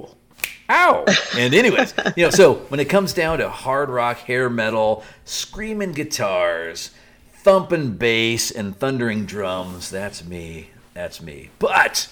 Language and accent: English; Alaska, United States; I'm a guy from Alaska